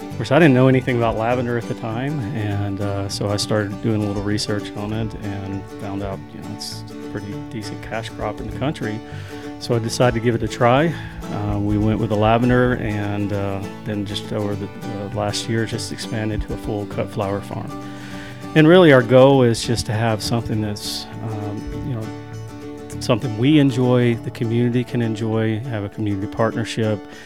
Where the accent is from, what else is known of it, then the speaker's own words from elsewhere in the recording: Winfield, Alabama, United States; also born or lived in Arley, Alabama; We're originally from Winfield, Alabama